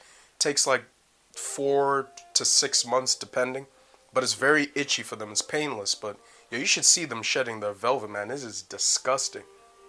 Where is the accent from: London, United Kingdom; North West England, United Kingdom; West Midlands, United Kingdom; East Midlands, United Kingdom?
East Midlands, United Kingdom; Leicester; accent: Canadian; also born or lived in Canada; I am not Canadian. I'm Canadian, British. I was raised in Leicester and everything